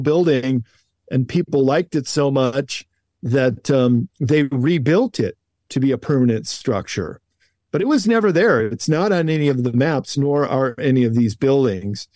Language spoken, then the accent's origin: English; Chicago, Illinois, United States; Where I grew up in Chicago, they did the World's Fair